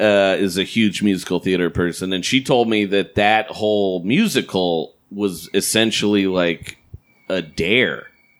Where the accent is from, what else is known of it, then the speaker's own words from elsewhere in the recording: Portland, Oregon, United States; Yeah, I'm from there.